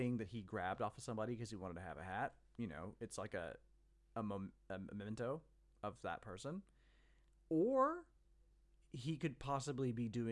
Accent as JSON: {"language": "English", "region": "Mississippi", "country": "United States", "tie": "born or raised there", "said": "I grew up in the South, so the Confederate flag is an image that I've seen way too much of. I grew up in Mississippi"}